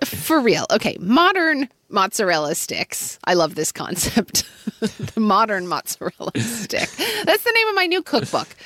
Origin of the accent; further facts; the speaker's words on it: Oklahoma, United States; growing up in Oklahoma